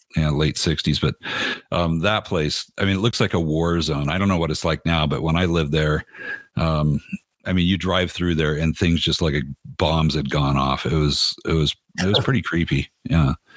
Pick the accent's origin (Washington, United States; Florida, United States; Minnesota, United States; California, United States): California, United States; I'm from California.